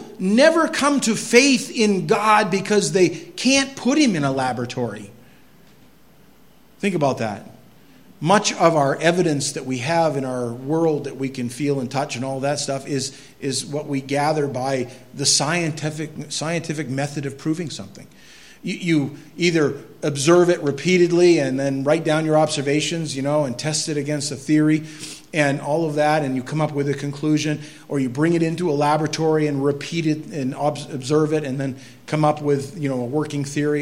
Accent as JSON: {"language": "English", "region": "Maine", "country": "United States", "said": "I'm from Maine"}